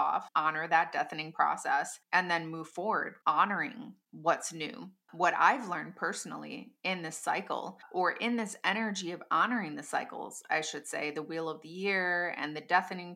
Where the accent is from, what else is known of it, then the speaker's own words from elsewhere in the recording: Midwest of the United States, United States; my hometown